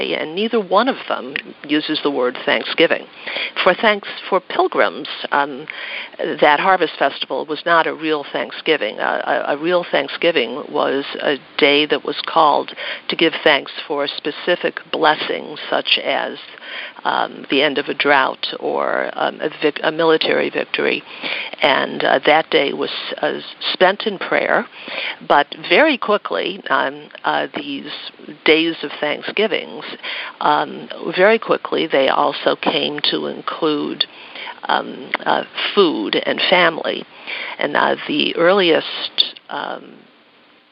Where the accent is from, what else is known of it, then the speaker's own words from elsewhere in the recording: Buffalo, New York, United States; I'm from Buffalo, New York